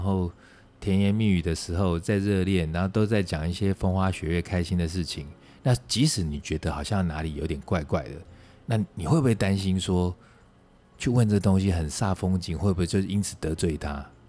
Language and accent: Chinese; Taiwan; 我们在台湾成长的人